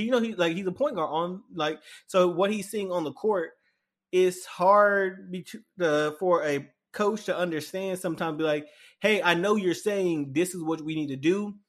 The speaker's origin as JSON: {"language": "English", "town": "Dallas", "region": "Texas", "country": "United States", "said": "especially since I'm from Dallas. So a majority of my family's Mavericks fans."}